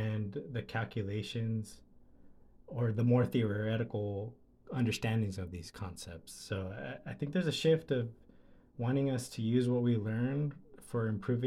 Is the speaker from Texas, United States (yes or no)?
no; Delano, California, United States; I'm from Delano, California